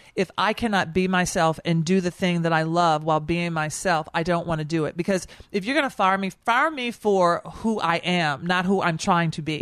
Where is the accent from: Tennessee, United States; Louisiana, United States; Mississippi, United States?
Tennessee, United States; Nashville; also born or lived in New York; now in Washington, D.C., United States; I am from Nashville. I live in Washington, D C, and I work in New York.